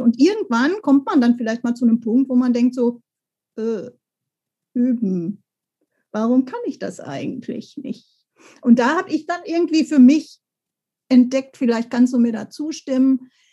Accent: Bochum, North Rhine-Westphalia, Germany; da war ich schon im Bochumer Kinderchor

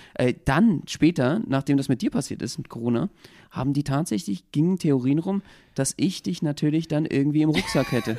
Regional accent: Berlin, Germany; wenn du hier ursprünglich geboren bist

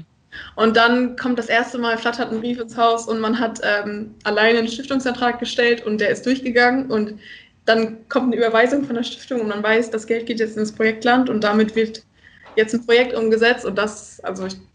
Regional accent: East Frisia, Lower Saxony, Germany; moved away as an adult; now in Rostock, Germany; ich komme aus dem schönen hohen Norden, aus Ostfriesland

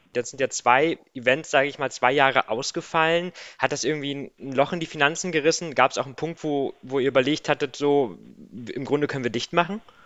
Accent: Diepholz area, Lower Saxony, Germany; ich bin ja in der Gegend aufgewachsen

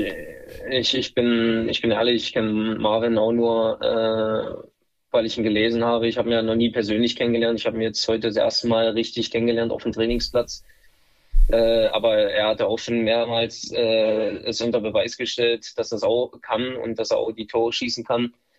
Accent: Dresden, Saxony, Germany; also born or lived in Wolfsburg; now in Würzburg, Germany; bin ich zurück nach Dresden zu meiner Heimat, mhm. zu meinem Heimatverein

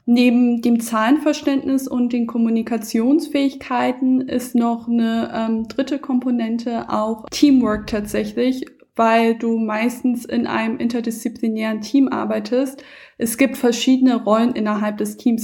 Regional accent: Hamburg, Germany; moved away as an adult; now in Berlin, Germany; ich bin eine richtige Hamburger Dern und Wahlberlinerin mittlerweile.

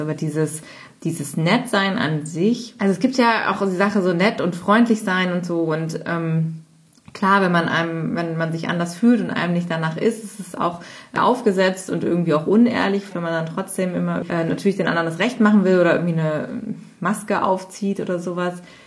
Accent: Cologne area, North Rhine-Westphalia, Germany; also born or lived in United States; ich bin ja aus dem Kölner Raum, aus dem Rhein, also Rheinländern mhm. Gegend

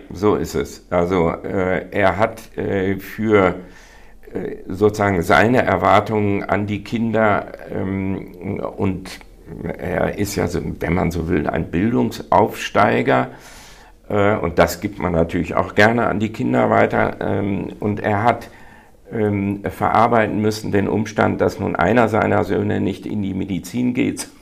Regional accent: North Rhine-Westphalia, Germany; bin ich eben dominant ein Westfale

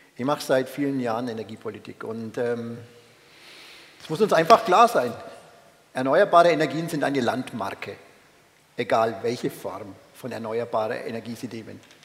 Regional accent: Upper Franconia, Bavaria, Germany; Ich bin ein Franke, ich bin ein Oberfranke.

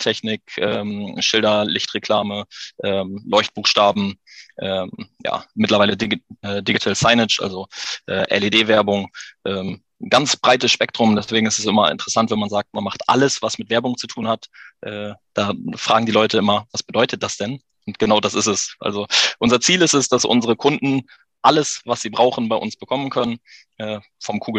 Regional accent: Haren, Lower Saxony, Germany; bin 33, komme aus Haaren an der Ems, bin ein äh, waschechter Emsländer, geboren in Haaren

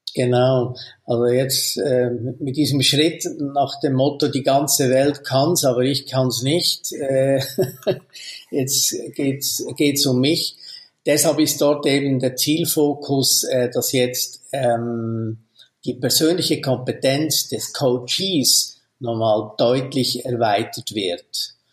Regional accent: Switzerland; bei uns in der Schweiz

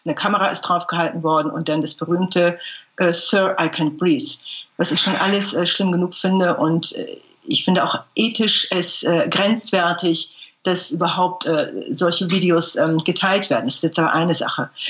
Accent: Germany; ich bin eine Deutsche, ich bin keine Ausländerin

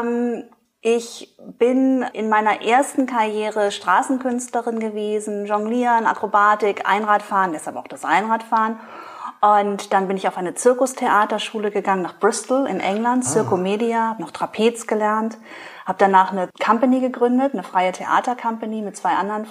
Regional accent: farm near Pinneberg district, Schleswig-Holstein, Germany; ich bin auf dem Bauernhof groß geworden.

